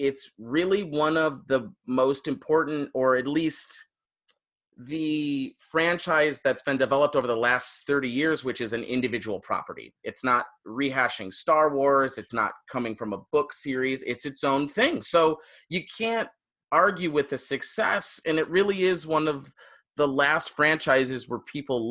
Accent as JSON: {"language": "English", "town": "Royal Oak", "region": "Michigan", "country": "United States", "moved": "yes", "said": "I'm from Royal Oak, Michigan, which is like the Naperville"}